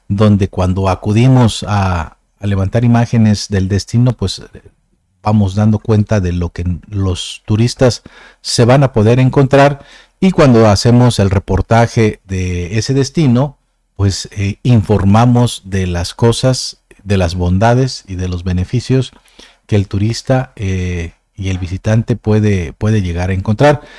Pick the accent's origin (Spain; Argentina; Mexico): Mexico; somos de México